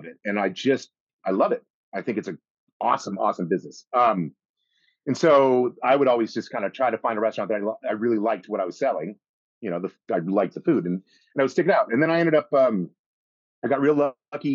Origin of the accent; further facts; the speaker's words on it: Colorado Springs, Colorado, United States; moved away as an adult; also born or lived in Boston; now in New York, United States; I'm from Colorado. we grew up in the greatest state in the world